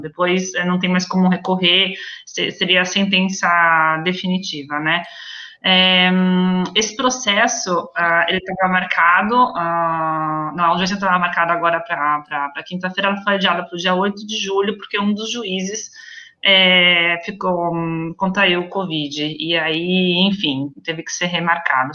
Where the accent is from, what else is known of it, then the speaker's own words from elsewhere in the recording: Brazil; moved away as an adult; now in Venice, Italy; Eu sou brasileira, mas eu também sou italiana